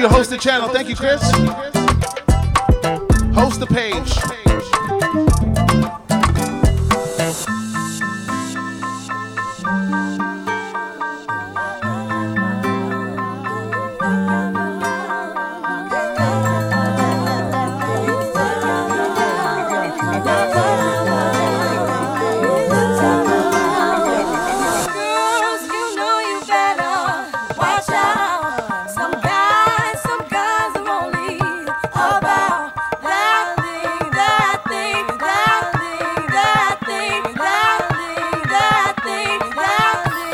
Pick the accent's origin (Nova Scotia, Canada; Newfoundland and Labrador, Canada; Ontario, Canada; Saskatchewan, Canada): Ontario, Canada; Toronto; I'm from Toronto